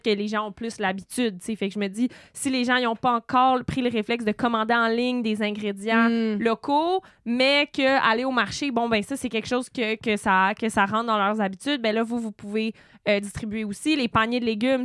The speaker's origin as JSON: {"language": "French", "town": "Sutton", "region": "Quebec", "country": "Canada", "tie": "born or raised there", "said": "j'ai grandi à Sutton avec le marché aux puces"}